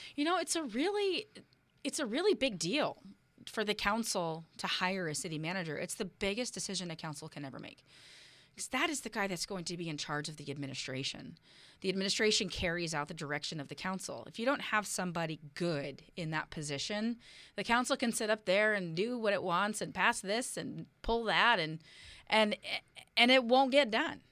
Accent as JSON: {"language": "English", "town": "Oakland", "region": "California", "country": "United States", "tie": "born or raised there", "also_born_or_lived": "Berkeley, California", "moved": "as an adult", "lives_now": "Bainbridge Island, United States", "said": "I'm a girl from Berkeley. I grew up in Oakland"}